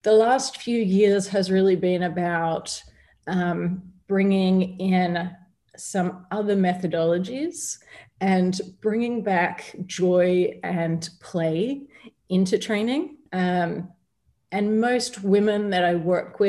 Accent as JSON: {"language": "English", "country": "Australia", "tie": "born or raised there", "moved": "as an adult", "lives_now": "Dubai, United Arab Emirates", "said": "I had been active and been fit growing up in Australia"}